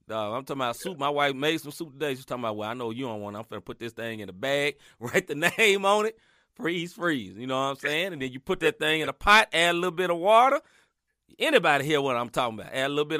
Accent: Chicago, Illinois, United States; I'm from Chicago. We freeze everything.

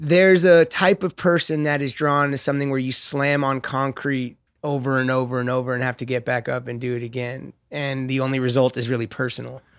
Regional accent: Los Angeles, California, United States; I grew up skating in West L

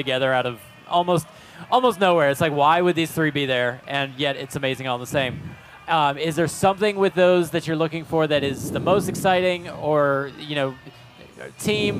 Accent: Ocala, Florida, United States; I'm from Ocala

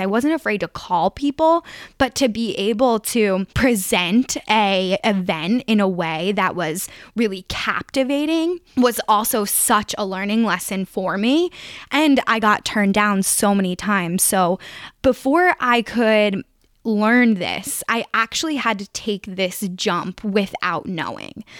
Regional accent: greater Philadelphia area, Pennsylvania, United States; moved away as an adult; also born or lived in Harrisonburg; if I was doing this at home, you know, maybe I could call my grandfather. I, like, I know people in the greater Philadelphia area

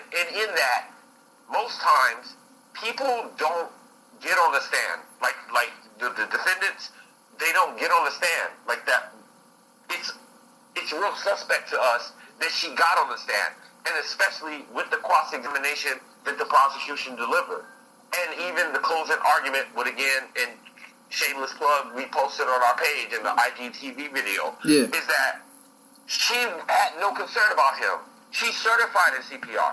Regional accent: Texas, United States; we grew up in Texas

